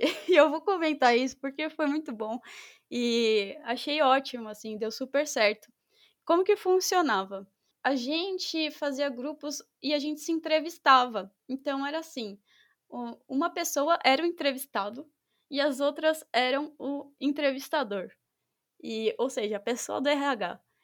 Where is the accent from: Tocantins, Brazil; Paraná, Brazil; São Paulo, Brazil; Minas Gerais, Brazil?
São Paulo, Brazil; eu sou de São Paulo